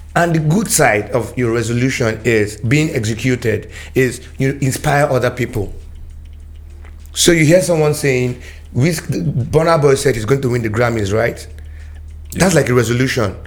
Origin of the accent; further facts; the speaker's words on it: Nigeria; as a Nigerian youth